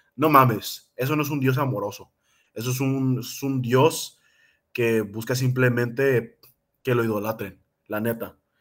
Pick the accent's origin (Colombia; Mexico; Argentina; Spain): Mexico; nosotros que somos mexicanos